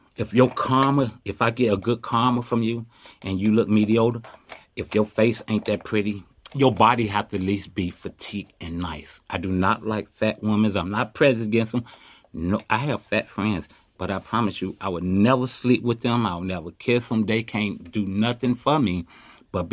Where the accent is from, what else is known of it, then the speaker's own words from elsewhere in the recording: Chicago, Illinois, United States; now in Oakland, United States; I was born and raised in Chicago